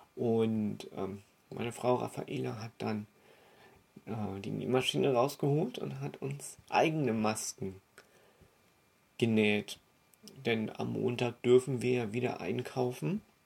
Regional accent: Germany; now in Austria; ich bin ja Deutscher

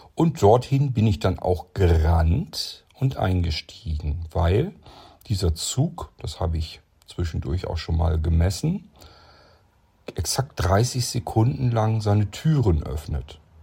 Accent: Lower Saxony, Germany; born or raised there

